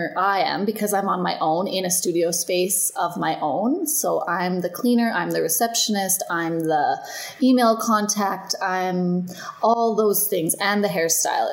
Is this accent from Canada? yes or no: yes; Canada; also born or lived in Melbourne, Australia; now in Edmonton, Canada; I'm from Canada